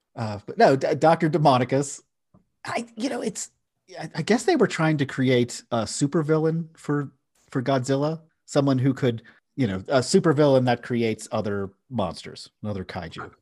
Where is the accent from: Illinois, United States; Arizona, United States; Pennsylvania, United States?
Pennsylvania, United States; Philadelphia; I grew up in Philadelphia, which is a big city